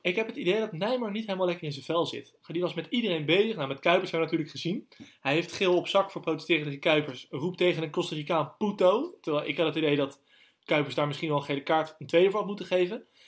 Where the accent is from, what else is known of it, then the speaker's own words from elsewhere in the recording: Netherlands; wij zijn Nederlanders